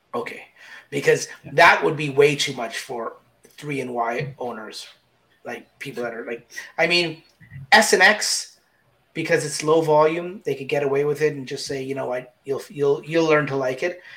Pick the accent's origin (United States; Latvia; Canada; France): Canada; we're both Canadian